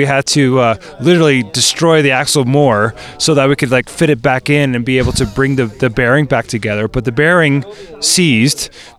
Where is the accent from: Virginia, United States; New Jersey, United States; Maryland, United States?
Maryland, United States; now in California, United States; I grew up in the East Coast, {S0} okay, {S3} over in Maryland, and I moved out to California about 7 years ago.